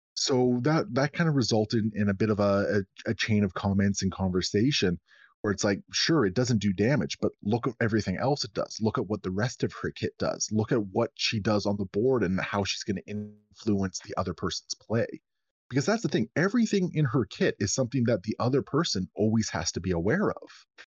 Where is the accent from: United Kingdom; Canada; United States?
Canada; as a Canadian